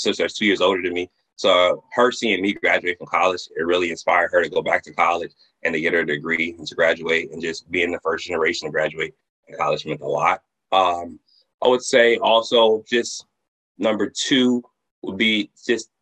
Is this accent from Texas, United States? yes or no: yes; Houston, Texas, United States; moved away as an adult; also born or lived in Miami, Florida; now in Atlanta, United States; I'm originally from Houston, Texas.